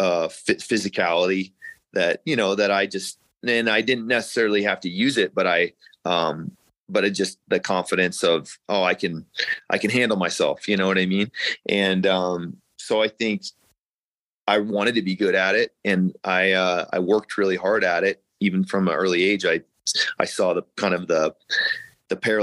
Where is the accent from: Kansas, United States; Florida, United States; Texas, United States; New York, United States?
Kansas, United States; Kansas City; moved away as an adult; also born or lived in Iowa / Missouri; now in Colorado Springs, United States; I'm from Kansas City